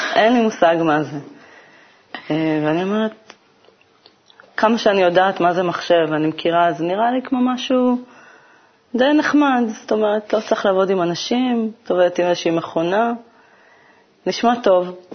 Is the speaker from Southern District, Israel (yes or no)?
yes; Kiryat Gat, Southern District, Israel; moved away as an adult; המיקום שגדלתי בו, אה, לא כל כך הרגשתי שהעיר קצת סוגרת עליי